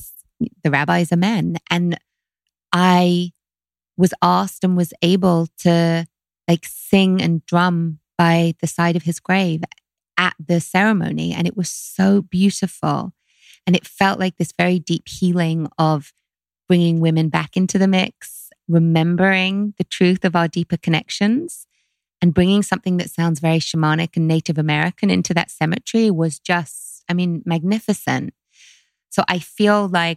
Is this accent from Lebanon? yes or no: no; London, United Kingdom; growing up in London